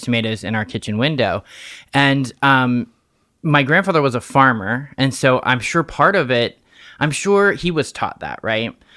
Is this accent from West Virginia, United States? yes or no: yes; Fairmont, West Virginia, United States; I was born and raised in Fairmont, West Virginia